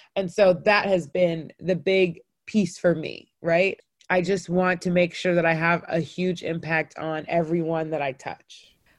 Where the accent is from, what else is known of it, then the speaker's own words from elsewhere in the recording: North Cobb, Georgia, United States; I grew up in North Cobb. We were the only Black family in the neighborhood and therefore for sure the only African family